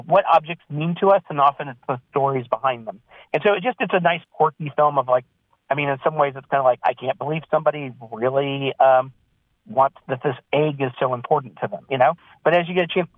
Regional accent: Missouri, United States; now in California, United States; I grew up in Missouri, and I've been in California for a while

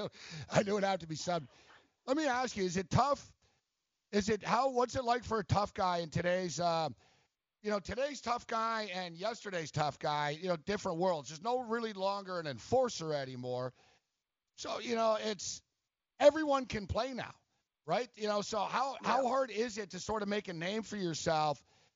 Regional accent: Montreal, Quebec, Canada; I'm actually from Montreal, so I grew up playing hockey and stuff.

